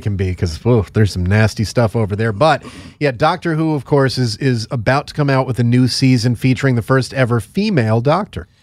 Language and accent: English; Northeast, United States; I grew up in the Northeast. I grew up in a place with a very high Jewish population